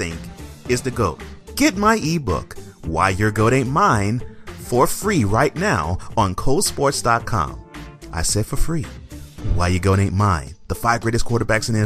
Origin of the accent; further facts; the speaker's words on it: Houston, Texas, United States; moved away; I came from Houston